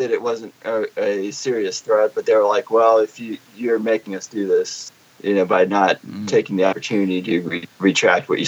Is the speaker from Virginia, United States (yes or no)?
yes; Richmond, Virginia, United States; moved away; I'm from Richmond